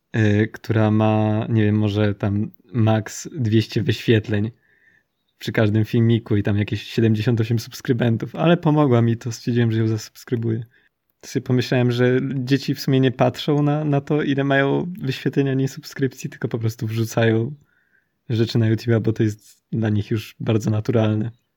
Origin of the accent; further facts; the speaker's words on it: Poland; my się wychowaliśmy w Polsce